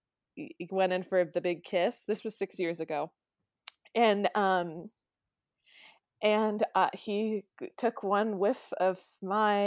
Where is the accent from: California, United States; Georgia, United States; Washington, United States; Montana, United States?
California, United States; now in New York, United States; I'm from California